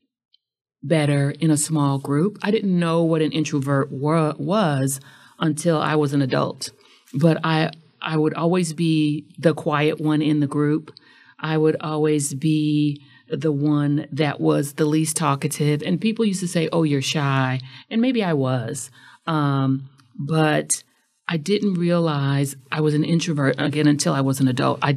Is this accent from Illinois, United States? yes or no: yes; Chicago, Illinois, United States; I'm from Chicago